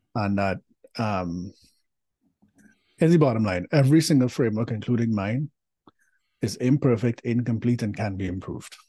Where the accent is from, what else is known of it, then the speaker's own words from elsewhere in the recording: Trinidad & Tobago; moved away; I am from Trinidad and Tobago originally, and which makes me a Caribbean diaspora in person